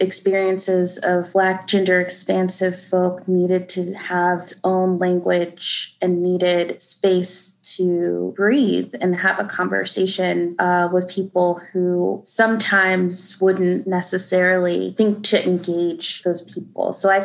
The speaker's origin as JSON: {"language": "English", "region": "the South", "country": "United States", "moved": "yes", "said": "as a Southerner, I love being from the South"}